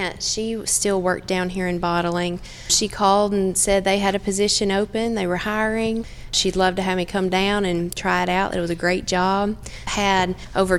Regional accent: Estill Springs, Tennessee, United States; I grew up actually right outside of Lynchburg in Estill Springs, Tennessee, another very small town

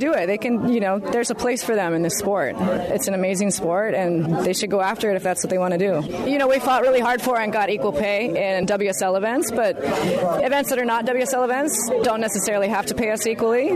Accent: Hawaii, United States; also born or lived in Kauai; a young girl growing up in Hawaii

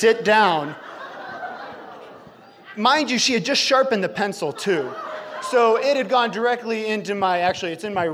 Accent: Chicago, Illinois, United States; now in Idaho, United States; We grew up in Chicago

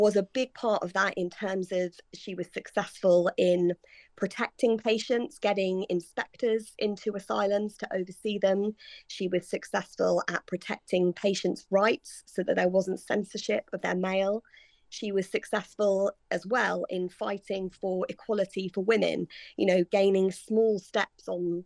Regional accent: United Kingdom; now in London, United Kingdom; I'm based in London and I'm British

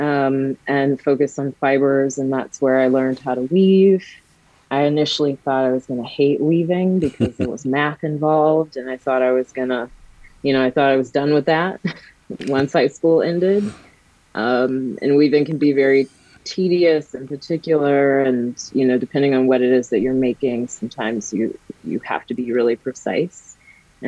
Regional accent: Country Club Hills, Illinois, United States; I was born and raised in Country Club Hills, Illinois, which is a south suburb

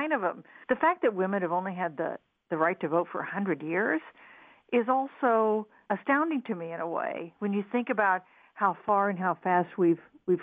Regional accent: Wichita, Kansas, United States; moved away as an adult; I was born and raised in Wichita, Kansas, in the Midwest, just like Ohio

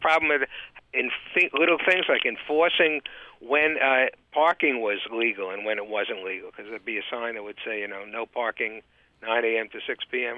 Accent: New York City, New York, United States; moved away as an adult; also born or lived in Boston area; now in Boston, United States; I'm from actually Brooklyn, New York

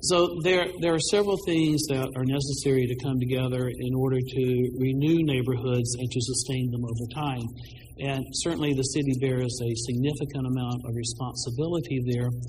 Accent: Birmingham, Alabama, United States; moved away; the kind of neighborhood I grew up in in Birmingham, Alabama

